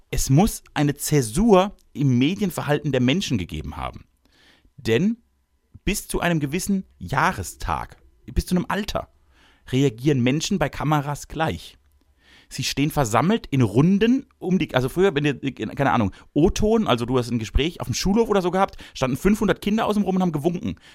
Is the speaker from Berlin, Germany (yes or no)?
no; Baden-Württemberg, Germany; Ich bin nämlich ein großherziger Typ. Ich komme nämlich aus dem Großherzigtum Baden.